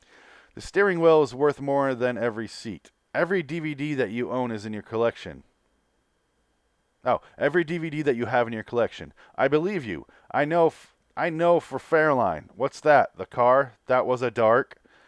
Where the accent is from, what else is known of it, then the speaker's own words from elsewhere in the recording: Michigan, United States; I'm from Michigan. Fuck cars.